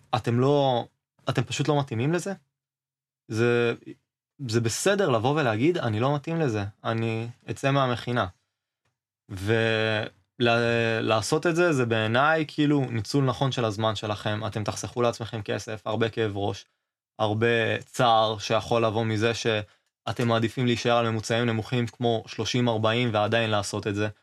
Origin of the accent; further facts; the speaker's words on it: Northern Israel, Israel; moved away as an adult; now in Beersheba, Israel; במקור אני מהצפון אבל עכשיו אני באר שבעי